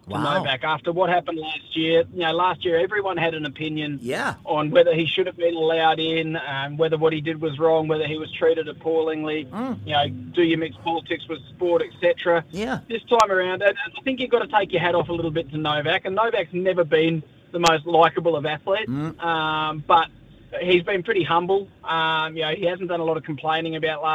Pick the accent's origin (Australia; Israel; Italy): Australia; as an Australian